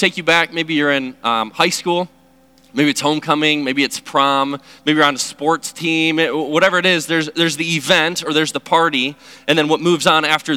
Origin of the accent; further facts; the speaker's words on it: Chicago, Illinois, United States; moved away; I'm originally from Chicago